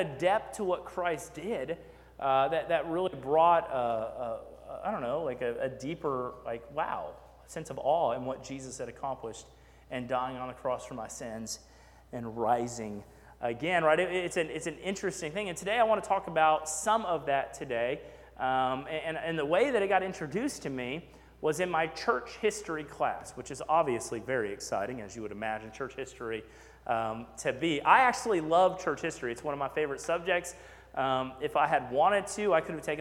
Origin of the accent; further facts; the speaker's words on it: Texas, United States; also born or lived in McKinney, Texas / Sugar Land, Texas; we moved to McKinney, Texas, so I went to First Baptist Church, McKinney, Texas. And then we moved to Fort Bend County, and I went to First Baptist Church, Sugar Land, Texas.